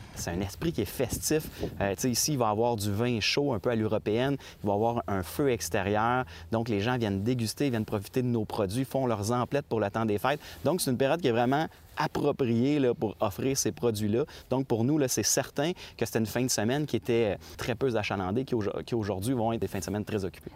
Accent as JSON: {"language": "French", "region": "Quebec", "country": "Canada", "said": "notre identité en tant que Québécois"}